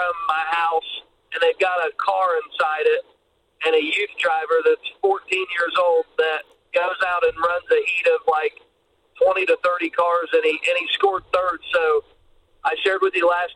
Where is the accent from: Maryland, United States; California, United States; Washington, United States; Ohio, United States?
Ohio, United States; Preble County; Preble's my hometown